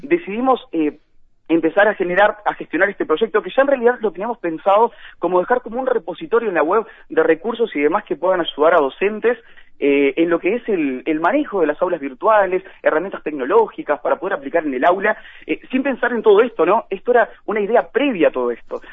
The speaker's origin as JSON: {"language": "Spanish", "region": "Florida", "country": "Uruguay", "said": "yo soy de Florida"}